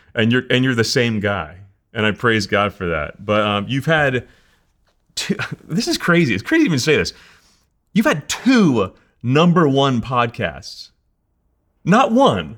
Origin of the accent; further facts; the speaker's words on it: New Jersey, United States; now in Colorado, United States; I'm from New Jersey. I talk so fast.